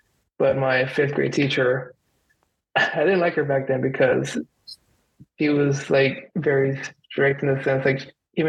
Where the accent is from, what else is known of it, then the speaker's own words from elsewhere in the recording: San Antonio, Texas, United States; also born or lived in Nuevo Laredo, Tamaulipas, Mexico; I grew up in San Antonio, Texas, and I've lived here most of my life.